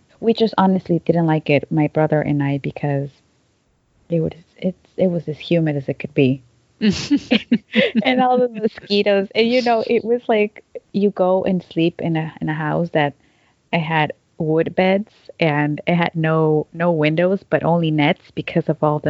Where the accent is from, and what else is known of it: Quito, Pichincha, Ecuador; born or raised there; also born or lived in Chicago, United States; now in Seattle, United States